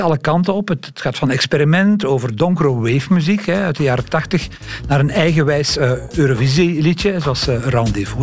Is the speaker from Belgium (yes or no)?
yes; Leuven, Flanders, Belgium; Leuven, mijn geboortestad